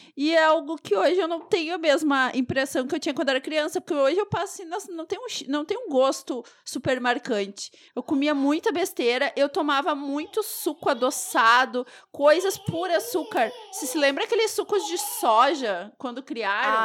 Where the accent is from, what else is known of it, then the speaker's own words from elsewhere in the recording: Rio Grande do Sul, Brazil; mesmo sendo gaúcha